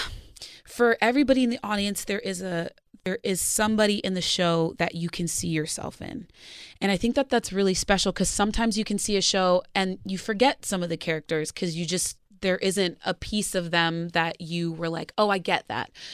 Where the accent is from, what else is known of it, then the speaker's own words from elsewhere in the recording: Arizona, United States; now in Los Angeles, United States; I grew up in Arizona